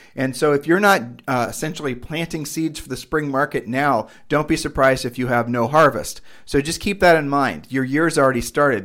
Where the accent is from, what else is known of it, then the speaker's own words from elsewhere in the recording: Ohio, United States; we're from Ohio